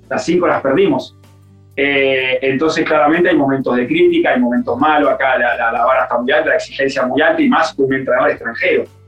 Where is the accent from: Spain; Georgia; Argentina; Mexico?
Argentina; moved away as an adult; now in Europe; yo soy igual de ustedes, de argentino